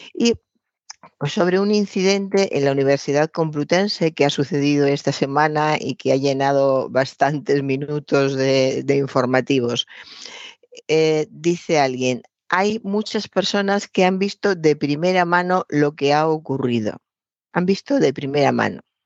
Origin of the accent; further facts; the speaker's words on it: Spain; somos españoles y hablamos español